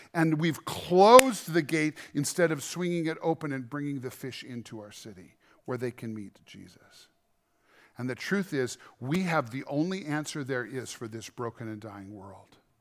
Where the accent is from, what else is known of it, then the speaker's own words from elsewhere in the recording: Montana, United States; We're from Montana.